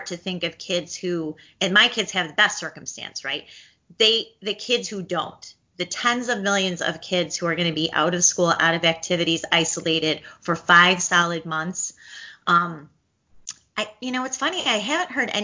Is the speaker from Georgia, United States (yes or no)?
no; Illinois, United States; now in Florida, United States; I'm from Illinois